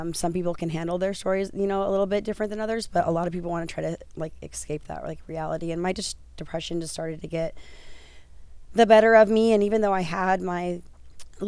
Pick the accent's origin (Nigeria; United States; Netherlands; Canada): United States; Cheyenne, Wyoming; now in Santa Ana, United States; I have two children, and I am from Cheyenne, Wyoming.